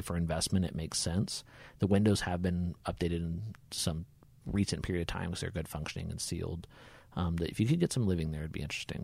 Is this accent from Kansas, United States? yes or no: yes; Hutchinson, Kansas, United States; moved away as an adult; also born or lived in Topeka, Kansas; now in Larned, United States; originally born and raised in Hutchinson, Kansas